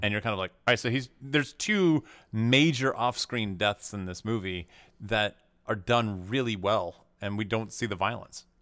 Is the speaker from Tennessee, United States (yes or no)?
yes; Tennessee, United States; I grew up in Tennessee